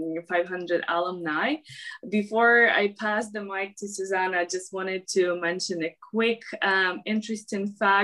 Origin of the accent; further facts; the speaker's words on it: Ukraine; I'm actually from Ukraine